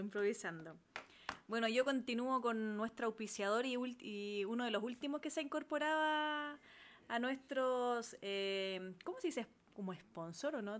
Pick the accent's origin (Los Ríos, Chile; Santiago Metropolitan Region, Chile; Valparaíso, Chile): Valparaíso, Chile; Cartagena; mis vacaciones y gran parte de mi infancia fueron en Cartagena. Barrio popular de Cartagena